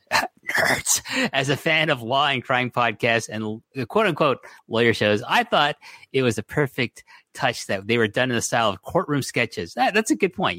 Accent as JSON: {"language": "English", "town": "Toronto", "region": "Ontario", "country": "Canada", "said": "I'm from Toronto"}